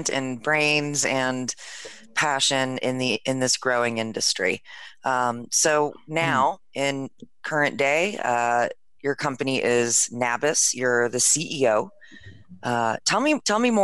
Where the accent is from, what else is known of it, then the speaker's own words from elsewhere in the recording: East Coast, United States; From the East Coast too